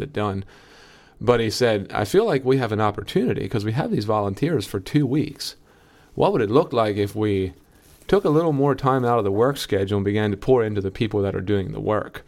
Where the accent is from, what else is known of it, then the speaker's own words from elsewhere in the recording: Lancaster County, Pennsylvania, United States; I'm from Lancaster County.